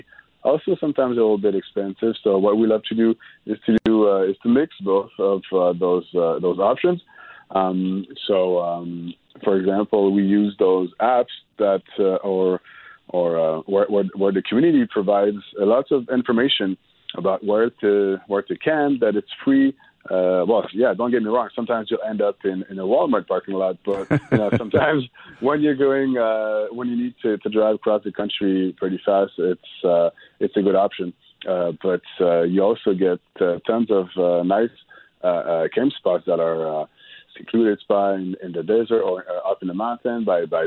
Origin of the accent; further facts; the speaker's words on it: Montreal, Quebec, Canada; I'm from Montreal